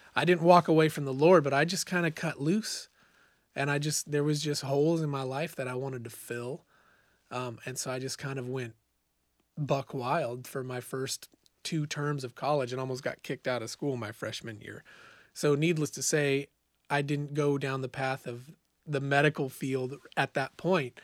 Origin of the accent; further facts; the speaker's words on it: Bonanza, Oregon, United States; moved away as an adult; also born or lived in Eugene, Oregon / Boise, Idaho; I grew up in a small farming town called Bonanza, Oregon